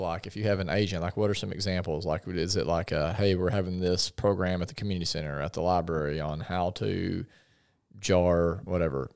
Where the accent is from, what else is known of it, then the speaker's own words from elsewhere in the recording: Paragould, Arkansas, United States; also born or lived in Conway; I grew up in Paragould